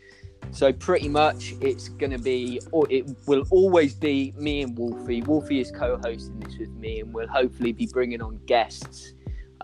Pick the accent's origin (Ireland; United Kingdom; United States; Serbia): United Kingdom; I am from the United Kingdom